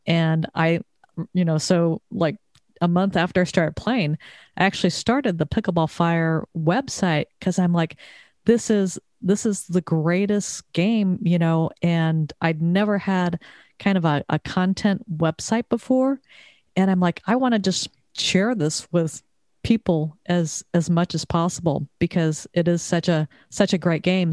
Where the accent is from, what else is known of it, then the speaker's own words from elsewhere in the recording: Southern California, United States; moved away as an adult; also born or lived in Texas; now in Connecticut, United States; I moved to Connecticut after growing up in Southern California, living in Texas for twenty-five years